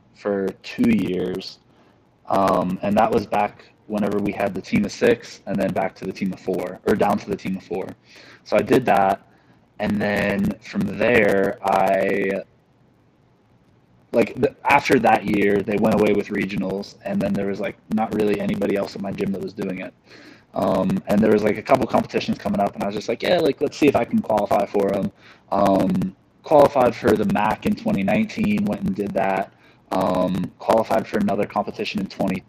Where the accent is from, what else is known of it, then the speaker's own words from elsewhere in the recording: Morgantown, West Virginia, United States; I'm from Morgantown, West Virginia. That's where WVU is at. So I grew up there, lived there my whole life